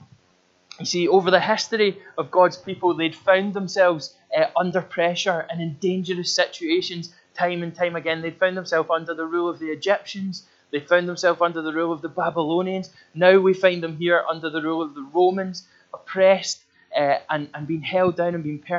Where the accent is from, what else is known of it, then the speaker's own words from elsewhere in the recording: Glasgow, Scotland, United Kingdom; I come from a part of Glasgow that's outside the West End of Glasgow, not the posh part of West End, but like the wild West End of Glasgow when you go beyond it